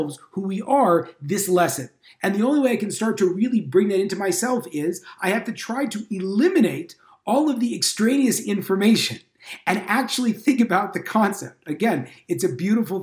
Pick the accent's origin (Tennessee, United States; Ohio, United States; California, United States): California, United States; moved away; I'm from California originally